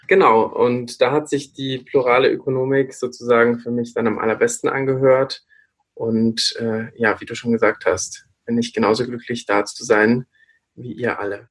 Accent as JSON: {"language": "German", "area": "countryside near Regensburg", "region": "Bavaria", "country": "Germany", "tie": "born or raised there", "also_born_or_lived": "Siegen", "accent": "Lower Bavarian", "moved": "yes", "said": "ich bin ja aus Regensburg und äh, in der Stadt selber redet man nicht so bayerisch, aber ich bin am Land aufgewachsen."}